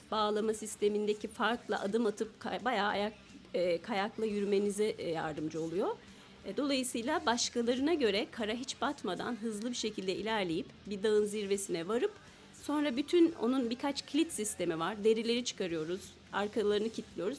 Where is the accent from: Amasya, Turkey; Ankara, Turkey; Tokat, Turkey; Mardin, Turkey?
Amasya, Turkey; ben Amasya doğumluyum.